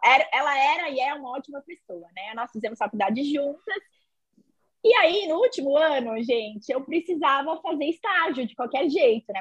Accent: São Paulo, Brazil; Eu sou daqui de São Paulo

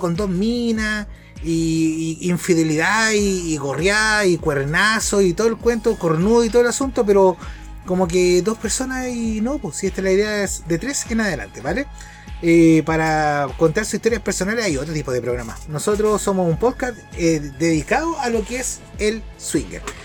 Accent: Chile; como buenos chilenos

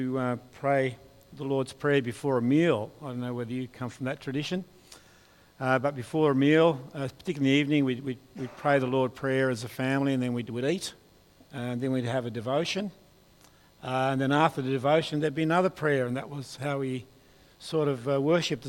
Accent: Hobart, Tasmania, Australia; I'm from Hobart

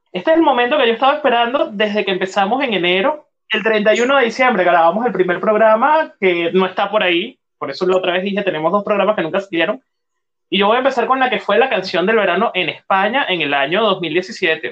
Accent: Venezuela; soy venezolano y estoy en el hemisferio norte.

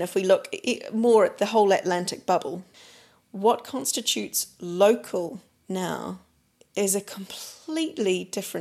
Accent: New Zealand; moved away; for me as a New Zealander

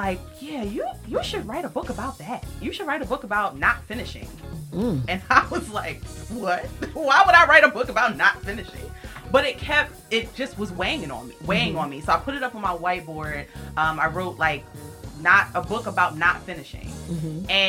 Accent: Baltimore, Maryland, United States; now in Philadelphia, United States; I grew up in Baltimore, Maryland. So that's where I'm originally from, B. Moore

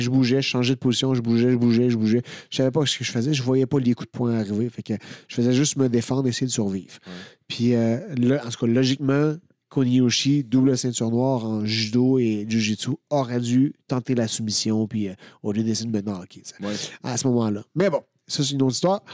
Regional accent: Victoriaville, Quebec, Canada; moved away; je suis allé à, Victoriaville, ma, ville natale.

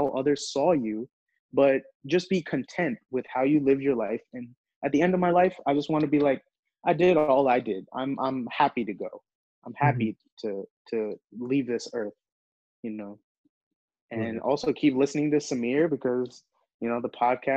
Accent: Maryland, United States; first language Hindi; English is a second language; also born or lived in New Jersey; still shout out the DMV, still from Maryland. You know, that's my hometown

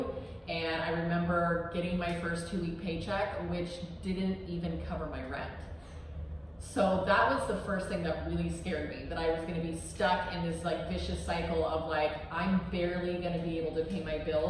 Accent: San Diego, California, United States; now in Miami, United States; So I grew up in San Diego. I'm from California, original Cali girl.

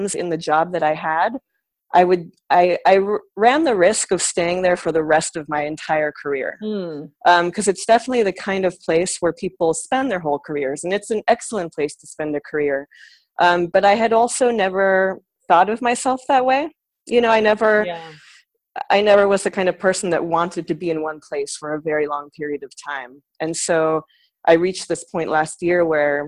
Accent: San Francisco, California, United States; moved away as an adult; also born or lived in New York; I'm from San Francisco originally, so I actually sort of grew up within the arts community in San Francisco.

